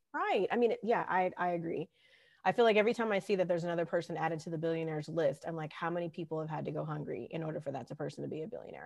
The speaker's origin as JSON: {"language": "English", "region": "California", "country": "United States", "tie": "born or raised there", "said": "growing up in California"}